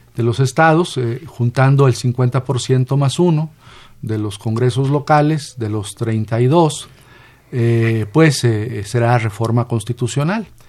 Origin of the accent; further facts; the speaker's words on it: Coahuila, Mexico; moved away; de mi pueblo, de mi municipio allá en Coahuila